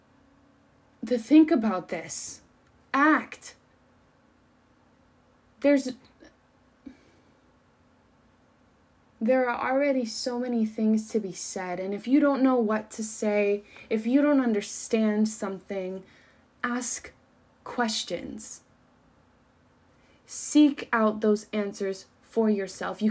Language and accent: English; Colorado, United States; moved away; the people that I grew up with back in Colorado, my tight-knit little community